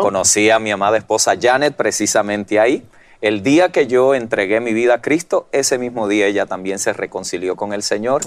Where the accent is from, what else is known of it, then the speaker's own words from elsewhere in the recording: Puerto Rico; moved away as an adult; now in United States; vengo de Puerto Rico, mm. donde la tradición pues ya era la, religión tradicional y allí nos criamos y nos formamos durante mm. toda nuestra vida hasta los 18 años que emigro a los Estados Unidos